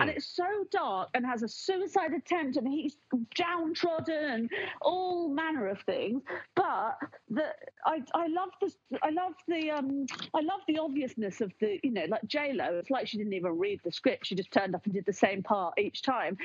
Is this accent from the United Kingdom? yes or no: yes; United Kingdom